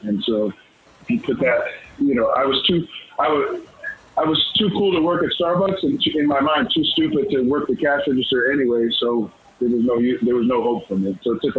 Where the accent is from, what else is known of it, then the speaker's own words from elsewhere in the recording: Los Angeles, California, United States; moved away as an adult; also born or lived in Brooklyn, New York / Staten Island, New York; now in Tulsa, United States; I was born in New York, raised in Los Angeles. I would go back every summer to New Jersey.